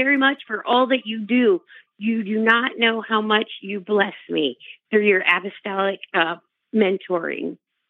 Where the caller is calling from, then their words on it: Indiana, United States; I'm calling from Indiana.